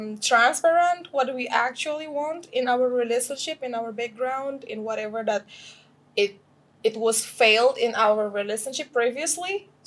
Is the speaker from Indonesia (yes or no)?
yes; Jakarta, Indonesia; I'm from Jakarta, Indonesia, where you live. So I'm a local here.